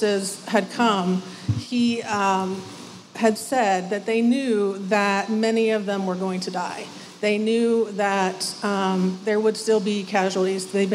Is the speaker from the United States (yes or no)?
yes; United States; first language English; It's my native language. I'm from the United States.